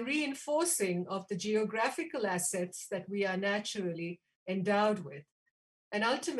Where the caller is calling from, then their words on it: Bangalore, Karnataka, India; I am speaking from Bangalore, and I believe our discussions will be interesting.